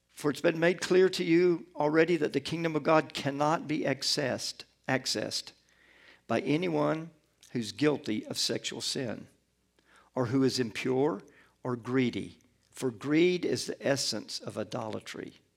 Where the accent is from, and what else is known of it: Atlanta, Georgia, United States; born or raised there; also born or lived in Gulfport, Mississippi